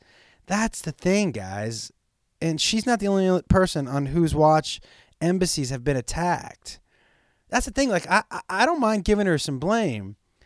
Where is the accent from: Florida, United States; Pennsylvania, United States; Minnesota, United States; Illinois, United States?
Florida, United States; Miami; I'm from Miami, and my brother and father are huge baseball, and everyone down there is so upset.